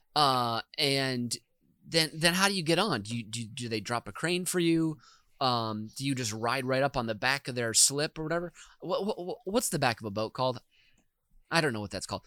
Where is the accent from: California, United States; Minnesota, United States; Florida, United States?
Minnesota, United States; as a boy in Minnesota